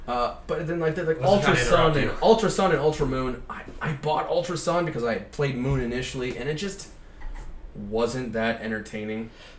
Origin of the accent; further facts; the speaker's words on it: Youngstown, Ohio, United States; we're coming from Youngstown. So we're very proud of where we come from, the Steel City adjacent to Pittsburgh.